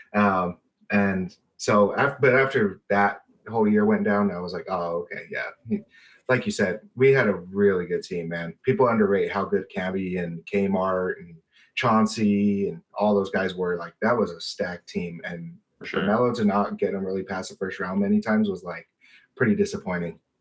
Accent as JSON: {"language": "English", "region": "Colorado", "country": "United States", "tie": "born or raised there", "said": "I'm a native. Uh, I grew up in Colorado"}